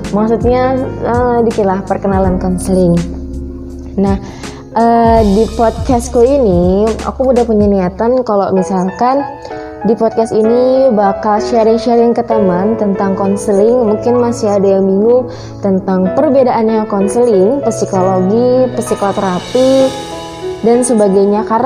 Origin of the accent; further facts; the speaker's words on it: Serang, Banten, Indonesia; Aku ini kan dari Serang Banten, bertepatan di Kecamatan Keramat Watu.